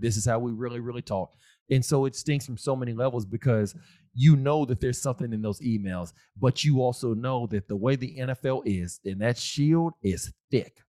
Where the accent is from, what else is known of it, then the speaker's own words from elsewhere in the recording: Austin, Texas, United States; I'm from Austin, Texas. Still live in Texas